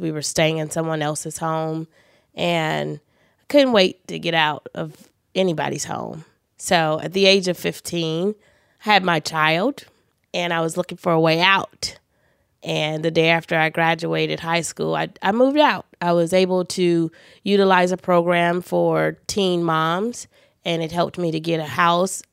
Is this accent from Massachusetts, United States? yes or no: no; Los Angeles, California, United States; I was born in the Queen of Angels Hospital, which was in Hollywood